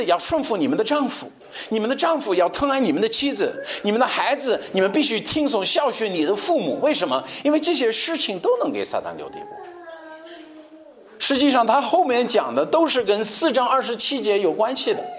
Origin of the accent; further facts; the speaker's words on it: China; 你看，哎，我们中国人我们就这样啊